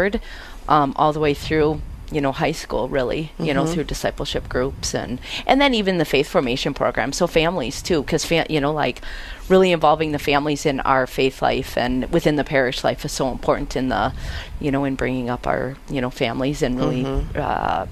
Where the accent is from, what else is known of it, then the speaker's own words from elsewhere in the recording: Sioux Falls, South Dakota, United States; also born or lived in Omaha; I grew up here in Sioux Falls, born and raised